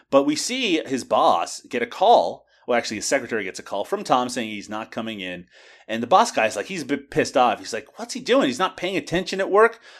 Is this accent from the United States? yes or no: no; Newfoundland and Labrador, Canada; I from Newfoundland